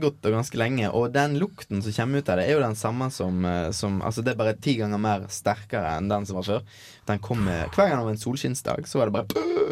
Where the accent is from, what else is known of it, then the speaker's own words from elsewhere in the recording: Norway; moved away; min heimbygd.